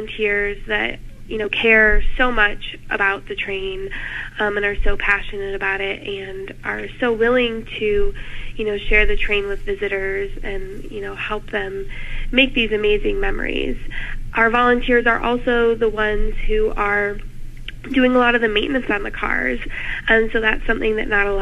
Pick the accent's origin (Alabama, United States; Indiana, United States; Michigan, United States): Michigan, United States; moved away as an adult; now in Ohio, United States; I'm originally from Michigan